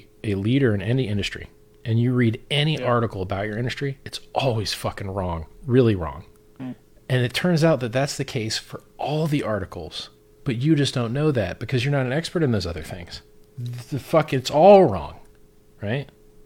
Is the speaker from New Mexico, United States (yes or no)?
no; Florida, United States; I'm from Florida